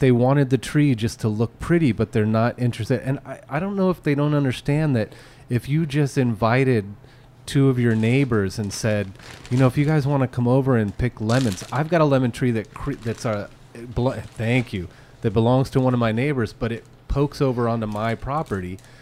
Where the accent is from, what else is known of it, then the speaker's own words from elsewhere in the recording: Petaluma, California, United States; growing up in Petaluma